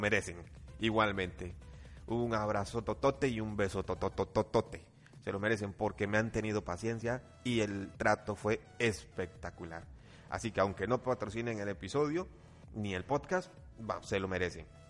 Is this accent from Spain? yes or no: no; Costa Rica; No crean que Costa Rica vivimos tan atrás